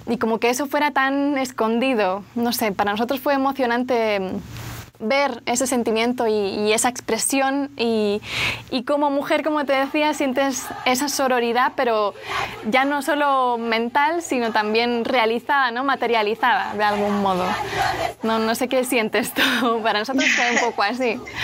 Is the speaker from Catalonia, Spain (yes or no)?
yes; Barcelona, Catalonia, Spain; soy de Barcelona, de España, el acento se nota